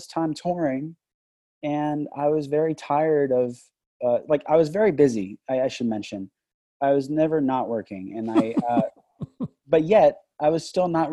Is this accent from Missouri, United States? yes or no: no; Los Angeles, California, United States; moved away; also born or lived in Boston; I grew up in Van Nuys, California